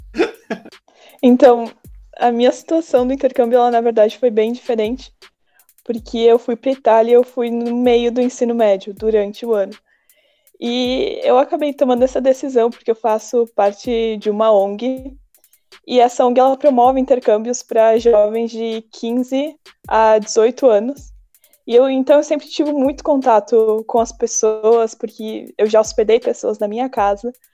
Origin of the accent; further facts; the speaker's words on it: Brazil; Ninguém acreditava que eu fosse brasileira.